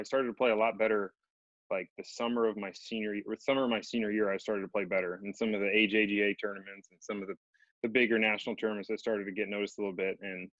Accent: Montgomery County, Maryland, United States; also born or lived in Knoxville, Tennessee; I'm a Beltway kid. I grew up in Montgomery County. I went to Montgomery Village Middle School, Watkins Mill High School.

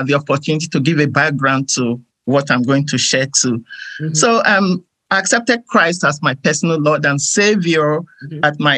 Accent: Nigeria; moved away as an adult; now in United States; I am originally from Nigeria in West Africa.

